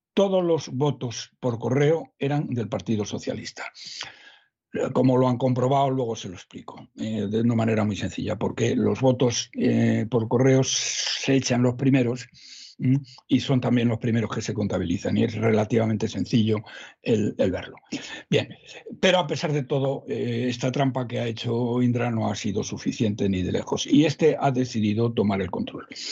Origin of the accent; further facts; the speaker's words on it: Salamanca, Castile and León, Spain; Eso en mi pueblo, don César, que somos gente muy leída, ¿eh? los ah. de Salamanca, somos gente muy leída